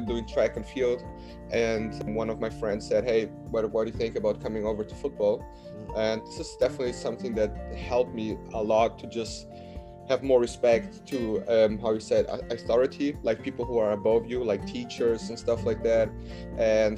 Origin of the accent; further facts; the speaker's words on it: Munich, Bavaria, Germany; English is a second language; moved away as an adult; now in United States; I'm from Munich, one of the south